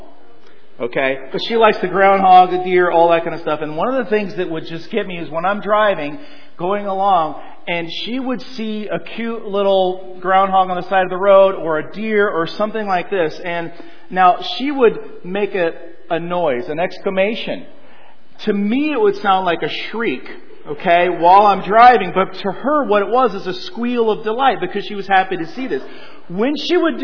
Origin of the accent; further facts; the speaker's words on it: Colorado, United States; also born or lived in Southern California; Born in California, around 6 years old, my dad got a job in the Rocky Mountains of Colorado, and so we moved there.